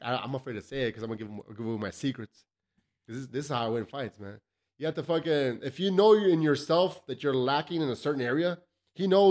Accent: El Paso, Texas, United States; I grew up in the South Side

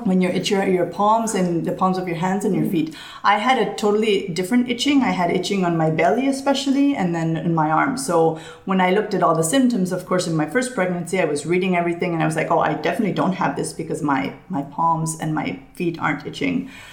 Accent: Barcelona, Catalonia, Spain; moved away as an adult; also born or lived in New York City, United States; I'm originally from Barcelona, but my mom is from the United States. So, I've grown up, I grew up in Barcelona all my life

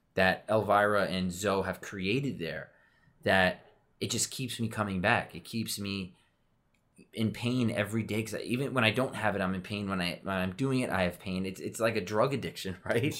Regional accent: Westchester, New York, United States; growing up in Westchester, I played for F C Westchester

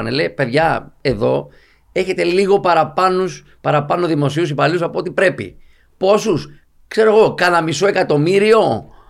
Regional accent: Athens, Attica, Greece; also born or lived in Evros; Εγώ είμαι από τον ευρώ. Αλλά μεγάλωσα στην Αθήνα, δούλεψα εκεί, σπούδασα κτλ.

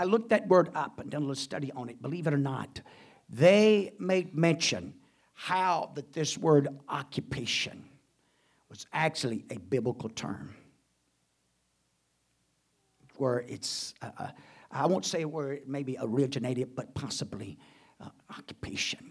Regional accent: United States; Glad to be an American. I'll do my part as American.

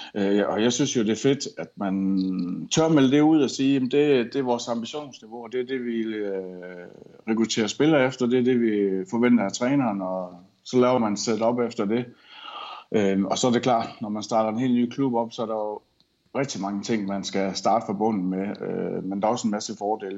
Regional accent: Esbjerg, Southern Denmark, Denmark; moved away as an adult; also born or lived in Rostov-on-Don; now in Russia; jeg tog hjem til min familie, så jeg er hjemme i Esbjerg på på en lille ferie

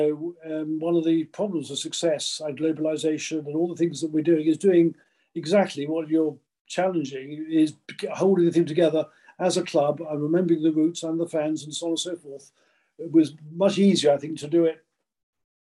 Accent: England, United Kingdom; I came from the South, and I haven't got a Northern accent or anything

